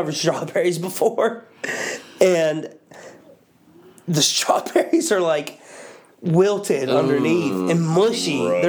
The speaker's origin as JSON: {"language": "English", "town": "Pittsburgh", "region": "Pennsylvania", "country": "United States", "tie": "born or raised there", "said": "Pittsburgh, born and raised here."}